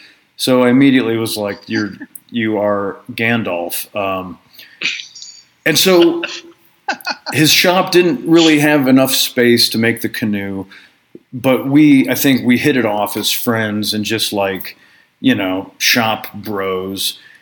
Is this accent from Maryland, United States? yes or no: no; New York, United States; No, I'm from Long Island.